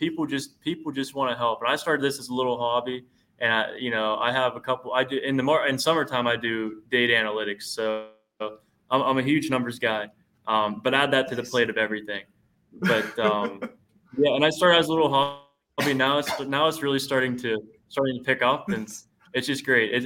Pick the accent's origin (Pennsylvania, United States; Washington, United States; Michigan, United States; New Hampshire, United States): Pennsylvania, United States; Kernersville; I'm from Kernersville, Pennsylvania.